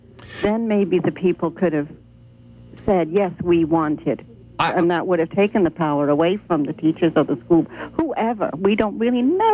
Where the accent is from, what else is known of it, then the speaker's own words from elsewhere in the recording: England, United Kingdom; moved away; I was in England. I was raised in England, and I was there.